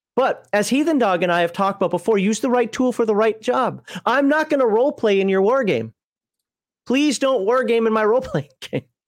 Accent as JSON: {"language": "English", "region": "Minnesota", "country": "United States", "said": "I'm from Minnesota"}